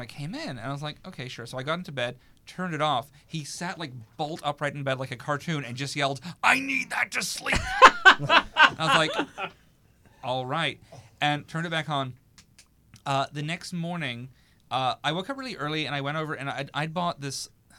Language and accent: English; New Zealand; And I was like, I'm from New Zealand. I can't go home.